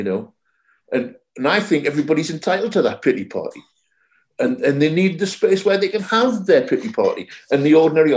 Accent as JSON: {"language": "English", "town": "Jarrow", "region": "North East England", "country": "United Kingdom", "tie": "born or raised there", "accent": "Geordie", "said": "I'm a Geordie. I live in the Northeast, which is, you know, the kind of cradle of Celtic Christianity, Jarrow, my hometown, Bede"}